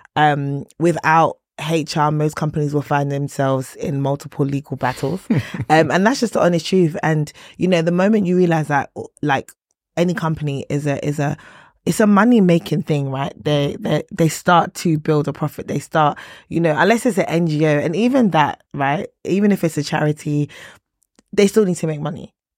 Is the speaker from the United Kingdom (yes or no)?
no; Nigeria; I'm Nigerian